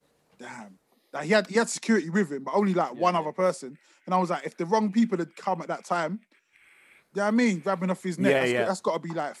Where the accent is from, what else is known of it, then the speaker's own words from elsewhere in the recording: London, United Kingdom; I'm from Brixton